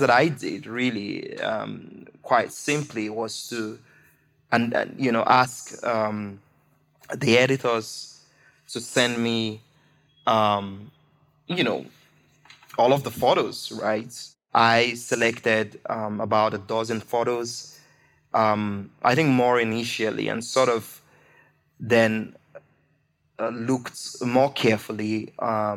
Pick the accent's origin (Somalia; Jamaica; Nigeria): Nigeria; as a Nigerian writer, as a Nigerian, as a black person